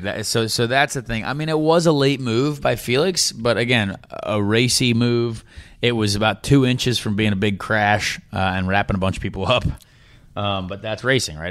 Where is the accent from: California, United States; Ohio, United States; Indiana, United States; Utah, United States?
Indiana, United States; Indianapolis; It's my hometown